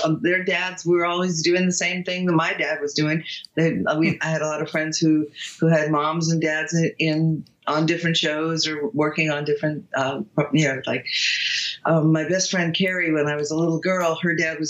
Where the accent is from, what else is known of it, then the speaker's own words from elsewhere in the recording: Los Angeles, California, United States; also born or lived in Beverly Hills; I grew up in Studio City. Oh, I'm still in the same zip code that I grew up in. I never changed zip codes. And just Los Angeles, Hollywood, that area. I'm still here.